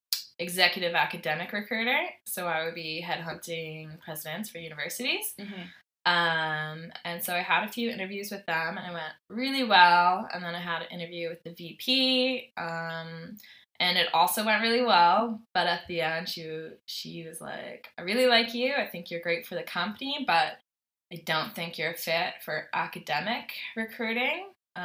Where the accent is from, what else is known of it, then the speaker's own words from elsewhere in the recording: Ontario, Canada; born there; also born or lived in Nova Scotia; So when we lived in Ontario, I was born in Ontario, and my dad worked for oil company.